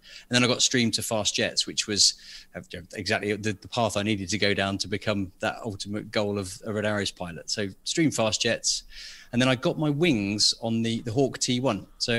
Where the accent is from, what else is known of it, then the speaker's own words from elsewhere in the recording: Biggin Hill, London, United Kingdom; Well, I grew up in Biggin Hill, which I'm sure most of your listeners know is a very famous Second World War Battle of Britain airfield just outside London.